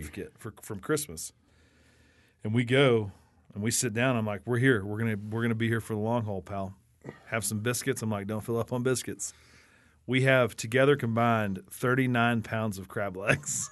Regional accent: Wichita Falls, Texas, United States; We grew up in Wichita Falls

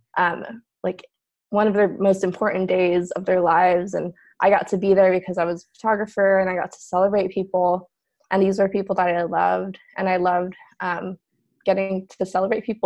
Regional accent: San Diego, California, United States; moved away as an adult; also born or lived in Bay Area, California; now in Portland, United States; I grew up primarily in San Diego

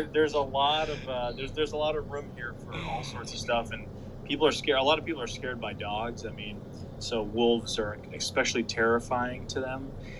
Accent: New England, United States; born or raised there

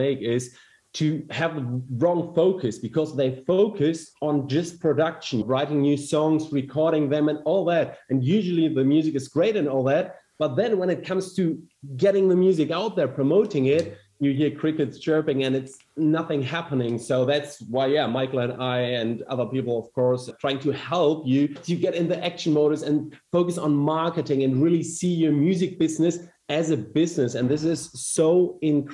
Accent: Germany; accent: German; English is a second language; from Germany, as you can hear by my weird German accent.

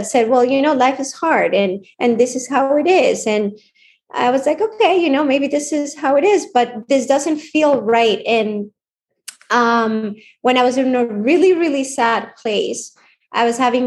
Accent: Colombia; now in United States; I grew up in Colombia

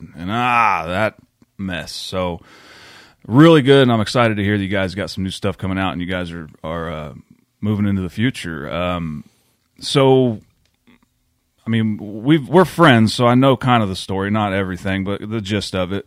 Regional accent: McLoud, Oklahoma, United States; my hometown

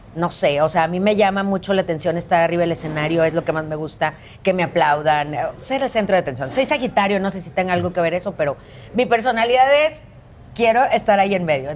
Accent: Monterrey, Nuevo León, Mexico; also born or lived in Philadelphia, Pennsylvania; súper feliz de que estés en mi tierra

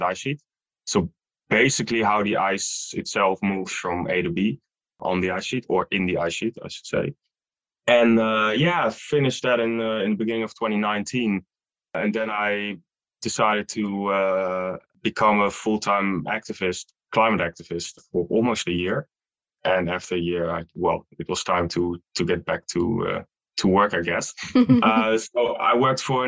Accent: Netherlands; also born or lived in Utrecht / Amersfoort; I'm from the Netherlands.

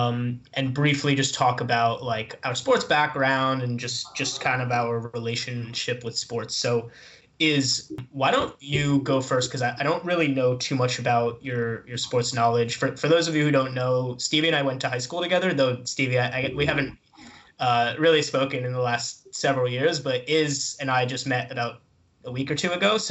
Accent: East Brunswick, New Jersey, United States; I am from East Brunswick, New Jersey

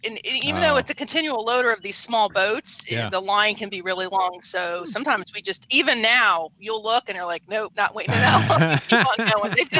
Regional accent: Florida, United States; moved away; I'm from Florida.

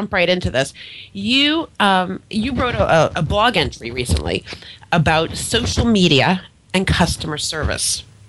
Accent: Massachusetts, United States; now in South Florida, United States; I'm from Massachusetts originally

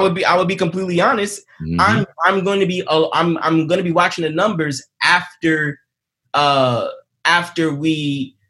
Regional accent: New York City, New York, United States; I'm from Queens

